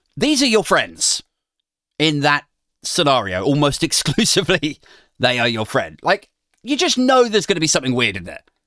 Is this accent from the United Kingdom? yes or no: yes; United Kingdom